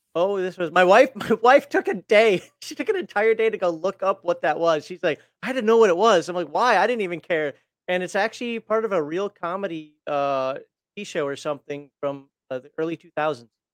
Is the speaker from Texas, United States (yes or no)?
no; Minnesota, United States; I'm from Minnesota. I say crayons, not crayons